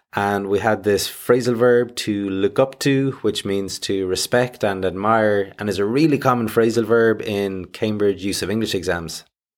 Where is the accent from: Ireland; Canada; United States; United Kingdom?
Ireland; That's good enough for me. I am Irish, after all.